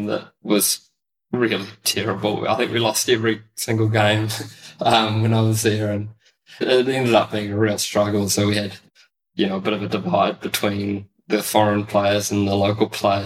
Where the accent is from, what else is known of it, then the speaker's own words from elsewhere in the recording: New Zealand; also born or lived in Auckland / Netherlands; when I was a young kid growing up in New Zealand